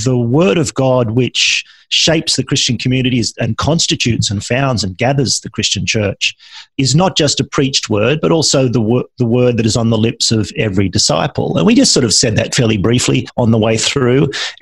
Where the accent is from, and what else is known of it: Australia